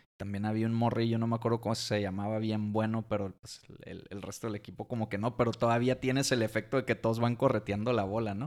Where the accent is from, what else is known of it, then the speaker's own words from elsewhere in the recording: Mexico; como mexicano, como fan de la Fórmula 1